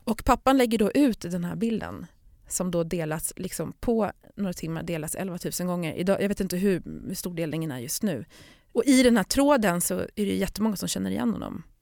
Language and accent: Swedish; Stockholm, Stockholm County, Sweden; jag menar jag är ju uppvuxen i Stockholm